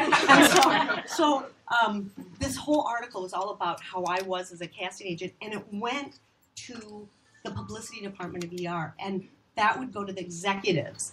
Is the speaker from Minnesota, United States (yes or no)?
yes; Minnesota, United States; moved away as an adult; now in Los Angeles, United States; I'm here from Minnesota, and I'm working on a real TV show